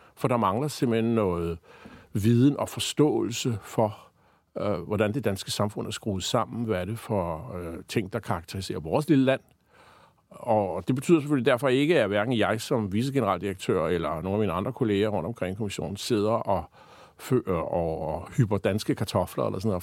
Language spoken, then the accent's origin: Danish; Denmark; vi som danskere